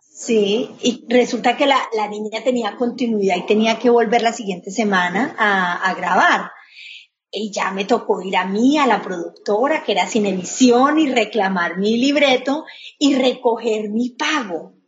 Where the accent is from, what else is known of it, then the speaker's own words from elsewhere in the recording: Colombia; now in Miami, United States; inmigrantes como yo, colombiana